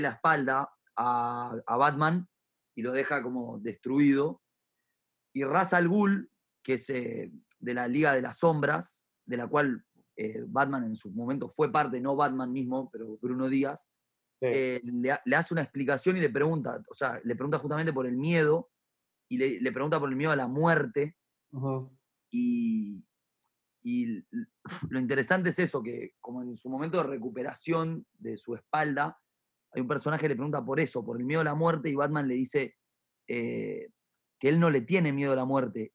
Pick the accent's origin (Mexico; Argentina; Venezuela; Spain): Argentina; also born or lived in Río de la Plata; todos somos argentinos